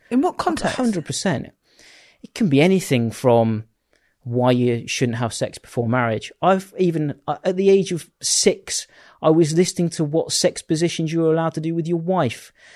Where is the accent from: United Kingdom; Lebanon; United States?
United Kingdom; Bourne, East Midlands; I grew up in in Lincolnshire, uh, right. in a little town called Bourne